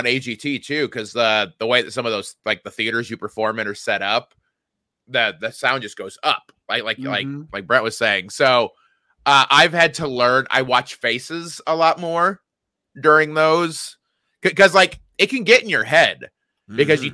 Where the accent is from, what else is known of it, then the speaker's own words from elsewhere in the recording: DeMotte, Indiana, United States; now in Southern California, United States; went to my hometown